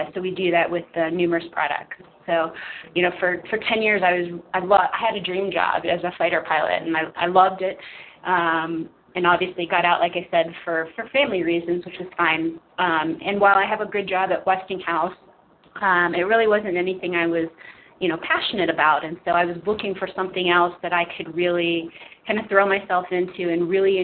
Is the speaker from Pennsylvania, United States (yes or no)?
yes; Pittsburgh, Pennsylvania, United States; moved away as an adult; I'm from the Pittsburgh area originally